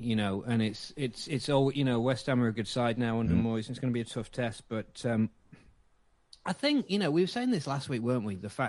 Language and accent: English; Hong Kong; I was born and brought up in Hong Kong, so I missed a lot of stuff.